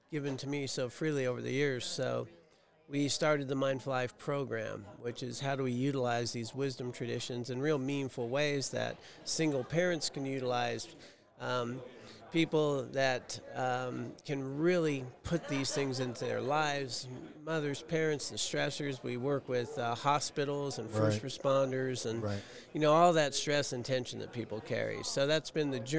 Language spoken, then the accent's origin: English; Pasadena, California, United States; moved away as an adult; I grew up in Pasadena was where I was born.